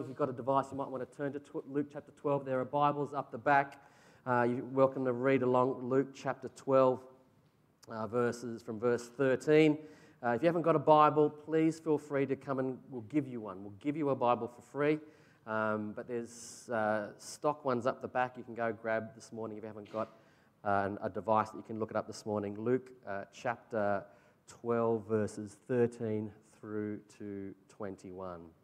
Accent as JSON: {"language": "English", "country": "Australia", "said": "As Aussie blokes"}